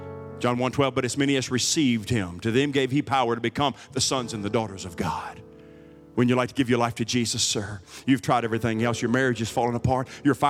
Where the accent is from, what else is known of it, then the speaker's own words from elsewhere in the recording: United States; born there; Because I'm an American, and this is a Christian nation, which is debatable anymore. Because this is America, I was born in America.